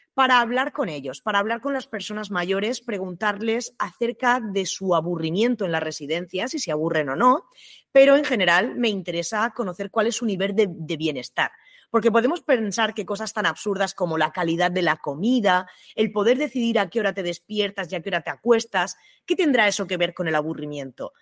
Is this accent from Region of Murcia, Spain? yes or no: yes; Region of Murcia, Spain; en mi tierra, en Murcia